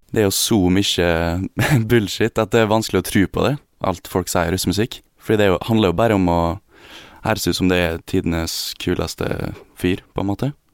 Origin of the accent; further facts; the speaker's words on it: Gossen, Møre og Romsdal, Norway; now in Oslo, Norway; Gossen, der jeg kommer fra.